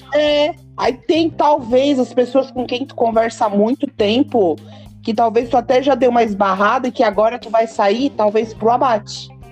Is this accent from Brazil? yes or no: yes; Criciúma, Santa Catarina, Brazil; sou de Criciúma